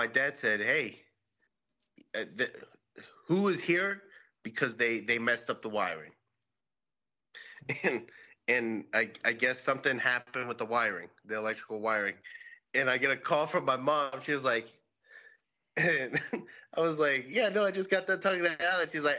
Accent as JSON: {"language": "English", "region": "Pennsylvania", "country": "United States", "said": "I'm from Pennsylvania, dude. I'm American."}